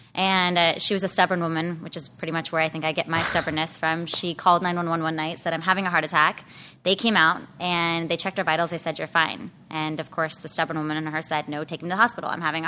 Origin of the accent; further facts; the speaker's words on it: Escondido, California, United States; So pretty much born and raised in San Diego County. I grew up more inland in Escondido.